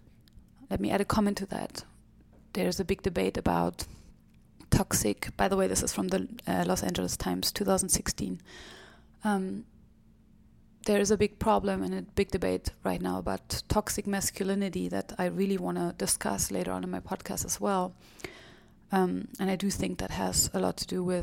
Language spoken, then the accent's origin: English; Germany; moved away as an adult; now in United States; my home country of Germany